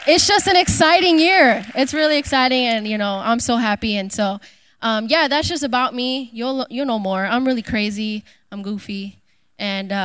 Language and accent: English; Chicago, Illinois, United States; moved away as an adult; now in Florida, United States; I'm from Chicago, the best city in the world. Sorry, Florida people, but Chicago's where it's at. I grew up there my whole life.